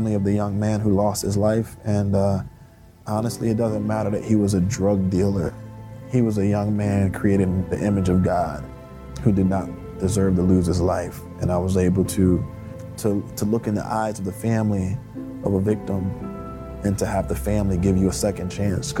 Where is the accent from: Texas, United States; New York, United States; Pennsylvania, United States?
Pennsylvania, United States; Philadelphia; When I grew up in the Fairmount section of Philadelphia, I lived literally one block from Eastern State Penitentiary